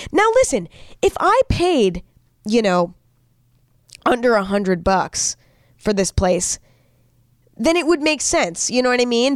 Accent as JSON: {"language": "English", "area": "near San Francisco", "region": "California", "country": "United States", "tie": "born or raised there", "also_born_or_lived": "Los Angeles / New York City", "moved": "yes", "said": "I grew up near San Francisco."}